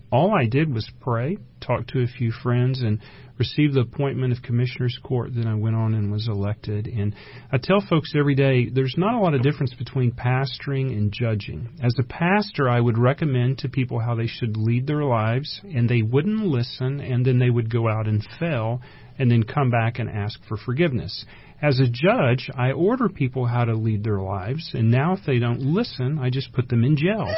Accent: Round Rock, Texas, United States; I grew up in Round Rock, Texas.

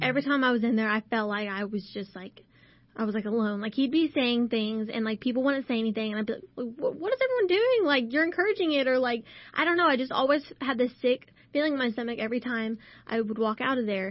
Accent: Burnet, Texas, United States; my hometown

